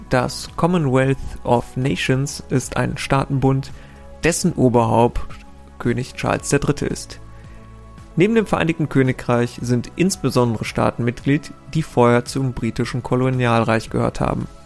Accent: Rhineland, Germany; Als äh, Rheinländer muss ich mich sehr anstrengen, nicht einfach Viertel zu sagen

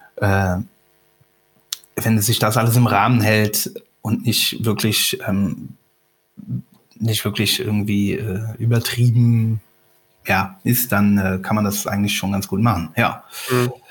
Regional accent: Rhineland-Palatinate, Germany; komme ja von der Mosel

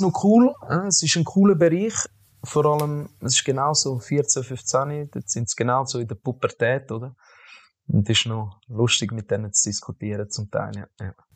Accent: Zurich, Switzerland; ich bin in der Stadt Zürich aufgewachsen

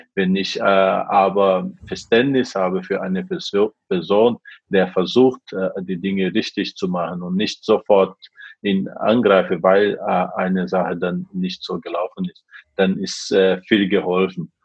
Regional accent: Brazil; German is a second language; moved away as an adult; also born or lived in Japan; now in Germany; in meiner Heimat äh, in Brasilien

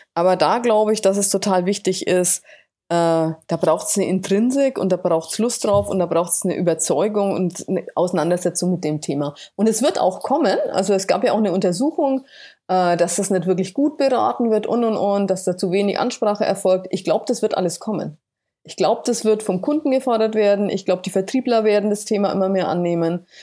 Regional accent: Bamberg, Bavaria, Germany; Bamberg gewesen, hier so meiner äh, Heimatstadt

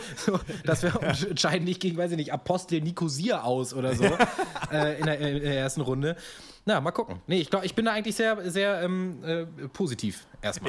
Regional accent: Braunschweig, Lower Saxony, Germany; ich komme ja aus Dibbelsdorf, liegt ja zwischen Braunschweig und Wolfsburg

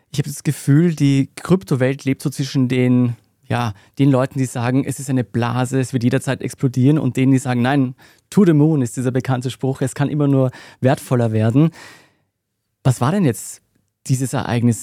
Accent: Austria; bei uns in Österreich

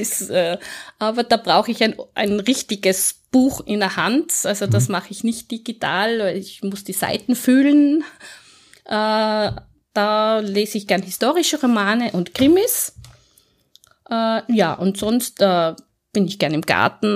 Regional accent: Innsbruck, Tyrol, Austria; accent: Tyrolean; moved away as an adult; now in Vienna, Austria; Also ich bin geboren und aufgewachsen in Innsbruck, äh, habe dort 35 Jahre in Innsbruck und in Umgebung gewohnt

